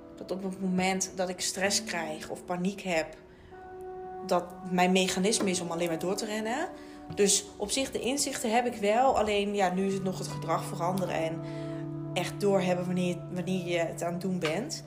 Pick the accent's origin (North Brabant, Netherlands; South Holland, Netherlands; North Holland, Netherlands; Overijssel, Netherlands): Overijssel, Netherlands; Raalte; moved away as an adult; now in Leiden, Netherlands; ik kom, ja, hier in Leiden, ik kom uit Raalte. Nou, dat is echt wel een boerendorp.